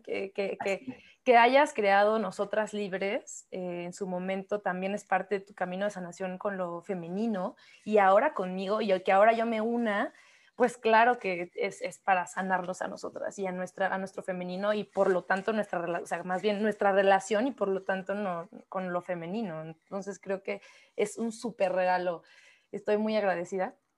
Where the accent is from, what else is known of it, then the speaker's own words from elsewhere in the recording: Oaxaca, Mexico; somos oaxaqueñas, por cierto, no lo hemos dicho, pero somos oaxaqueñas